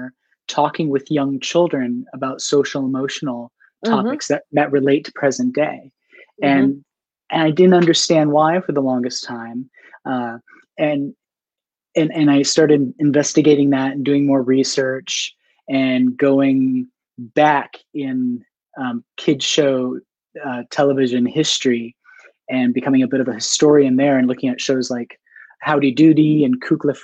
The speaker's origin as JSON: {"language": "English", "region": "New Hampshire", "country": "United States", "moved": "yes", "lives_now": "Baltimore, United States", "said": "I'm from Baltimore, originally New Hampshire"}